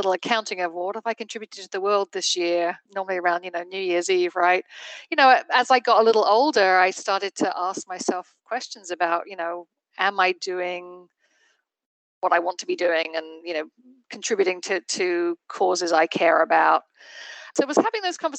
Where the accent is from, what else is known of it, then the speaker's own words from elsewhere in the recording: England, United Kingdom; moved away as an adult; also born or lived in London / Barcelona, Spain; now in New Hampshire, United States; I did not grow up in the United States. I grew up in England